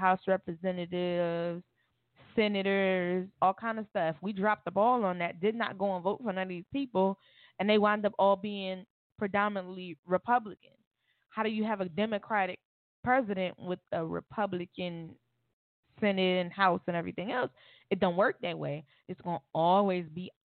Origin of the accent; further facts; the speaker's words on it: Miami, Florida, United States; I'm from Miami, Florida